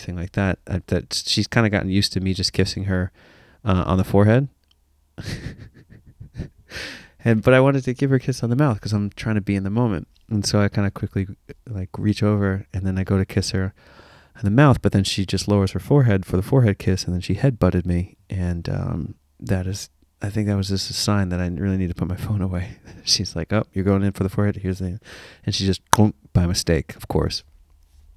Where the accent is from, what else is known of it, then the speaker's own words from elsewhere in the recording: United States; as an American